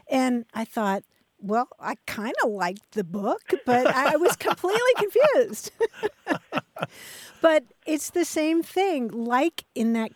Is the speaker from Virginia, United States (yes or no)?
no; Kentucky, United States; now in San Diego, United States; I grew up in Kentucky